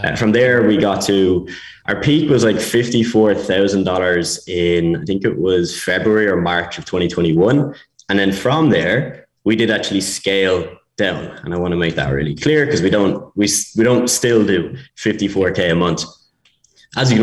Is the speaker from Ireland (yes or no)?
yes; Ireland; accent: Irish; moved away as an adult; also born or lived in Spain / Bulgaria; I'm Irish, as you can probably tell from the accent.